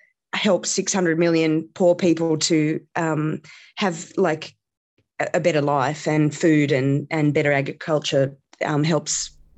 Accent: India; Well, that's... happy that you asked. I grew up in India.

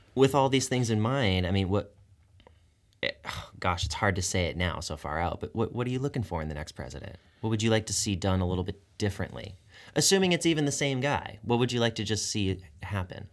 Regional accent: Tucson, Arizona, United States; I grew up in Tucson

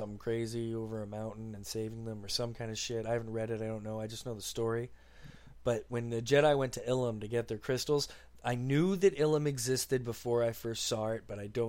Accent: St. Catharines, Ontario, Canada; It was growing up in St. Catharines with Scottish people everywhere.

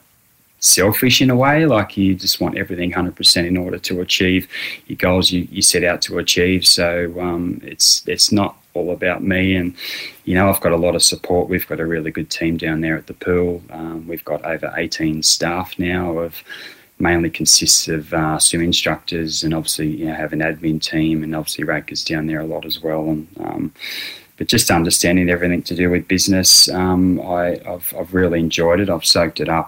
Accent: Wagga Wagga, New South Wales, Australia; also born or lived in Temora; I was born in Tamora, which is about 100k down the road from here, and grew up in Wagga

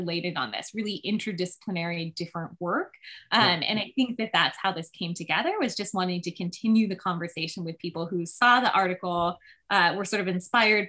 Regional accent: California, United States; the redwoods that I grew up in California

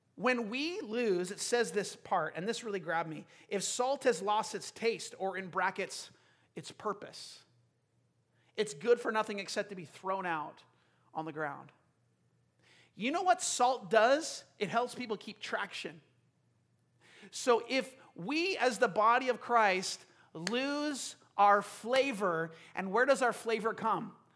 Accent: United States; we're so American

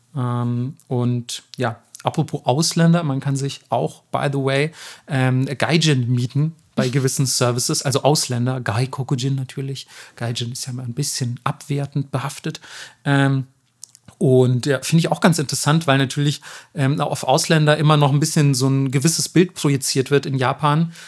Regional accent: Germany; damals schon als Kind in Deutschland

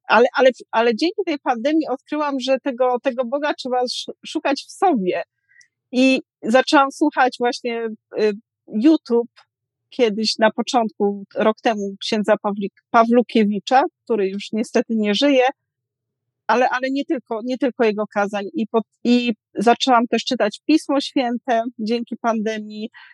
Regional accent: southern Poland, Poland; moved away; ja jestem z południa Polski, więc tam z małej miejscowości

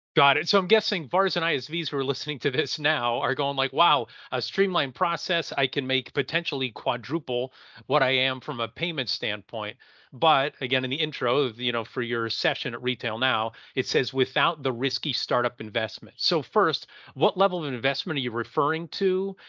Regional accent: Pennsylvania, United States; I'm from Pennsylvania

